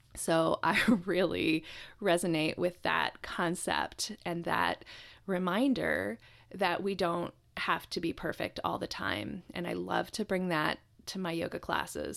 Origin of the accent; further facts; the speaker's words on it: Japan; moved away; I was born in Japan, and Japanese culture is very close to my heart